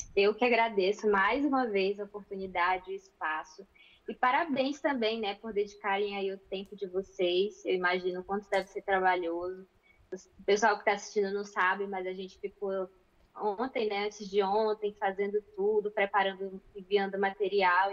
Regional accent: Manaus, Amazonas, Brazil; now in Braga, Portugal; Eu sou do Amazonas, de Manaus

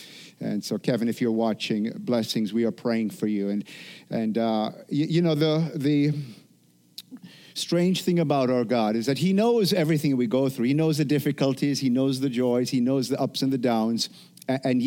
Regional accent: Jamaica; moved away; From growing up in Jamaica

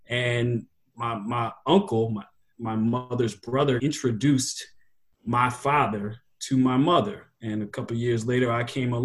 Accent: West Chester, Pennsylvania, United States; I grew up in Westchester, Pennsylvania, outside of Philadelphia, because my father taught at Lincoln University.

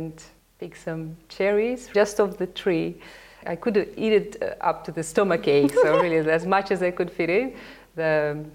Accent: Sevastopol, Crimea, Ukraine; first language Russian; English is a second language; now in Melbourne, Australia; I was born in Sevastopol. It's a city on the Black Sea in Crimea.

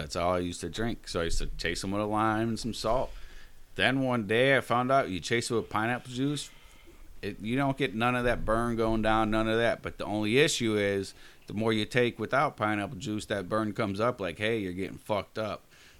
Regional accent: Chicago, Illinois, United States; growing up in the South Side of Chicago, your parents or, you know, whoever's watching you took you to the corner bar.

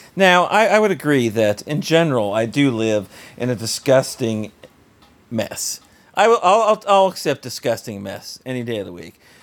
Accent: South Florida, United States; we grew up in South Florida

